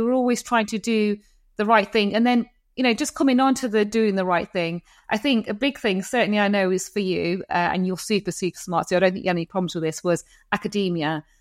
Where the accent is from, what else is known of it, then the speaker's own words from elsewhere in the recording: United Kingdom; I'm British